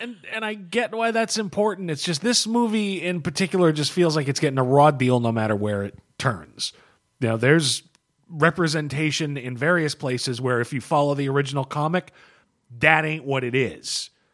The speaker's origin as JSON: {"language": "English", "country": "United States", "said": "I'm an American"}